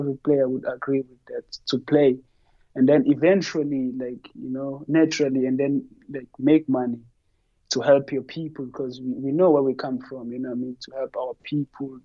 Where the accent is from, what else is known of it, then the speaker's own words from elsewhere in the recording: Umlazi, KwaZulu-Natal, South Africa; moved away; also born or lived in Johannesburg / Portugal; I'm from Guamashu, G-section, you know. That's where I grew up.